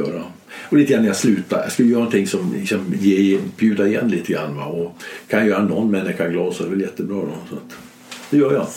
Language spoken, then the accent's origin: Swedish; Gävle, Gävleborg County, Sweden; moved away; also born or lived in Stockholm / Urshult; min hemstad Gävle